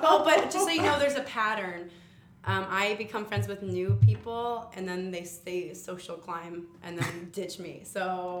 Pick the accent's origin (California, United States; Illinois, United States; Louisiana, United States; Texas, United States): Illinois, United States; Chicago; also born or lived in Richmond, Virginia; I like to say from Chicago. I mean, I wasn't born here, but I was raised here.